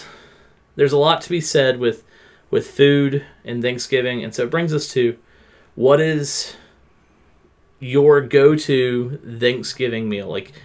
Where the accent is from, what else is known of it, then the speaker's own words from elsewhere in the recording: the South, United States; growing up in the South, there's always the people that call stuffing dressing, the people that call dressing stuffing.